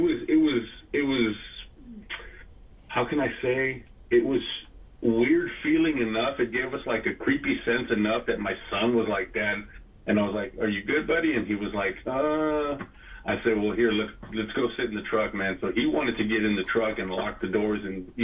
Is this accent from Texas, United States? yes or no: yes; San Antonio, Texas, United States; we're from San Antonio